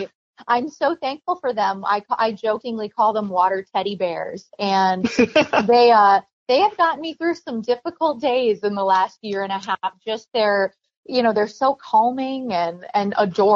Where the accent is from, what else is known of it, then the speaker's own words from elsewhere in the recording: Minnesota, United States; my home state team